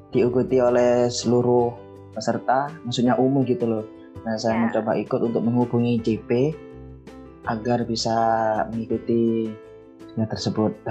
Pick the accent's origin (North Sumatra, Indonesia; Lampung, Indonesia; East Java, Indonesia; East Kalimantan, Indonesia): East Java, Indonesia; Mojokerto; Asal saya dari Mojokerto Jawa Timur.